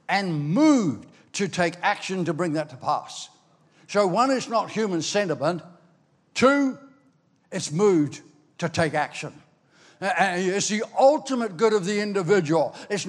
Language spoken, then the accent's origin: English; Ireland; also born or lived in Australia; now in New Zealand; I was born in Ireland